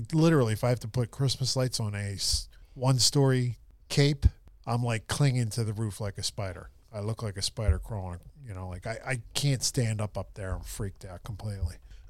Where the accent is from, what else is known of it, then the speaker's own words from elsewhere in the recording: Philadelphia, Pennsylvania, United States; I grew up in Philly, you know, and I grew up in a neighborhood in the River Wards where there's a high water table.